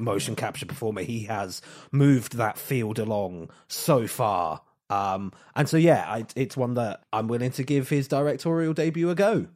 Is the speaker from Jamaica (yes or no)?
no; England, United Kingdom; we're English